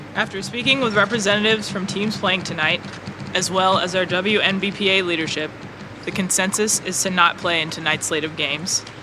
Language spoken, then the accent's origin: English; Texas, United States; I'm from Texas